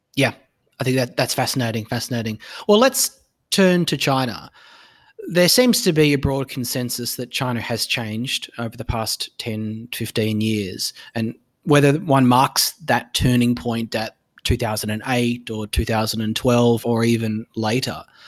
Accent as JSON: {"language": "English", "country": "Australia"}